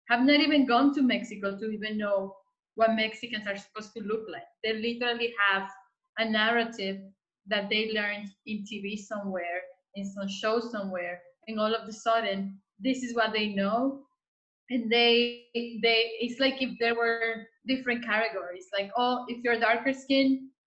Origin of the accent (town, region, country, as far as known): Dominican Republic; now in United States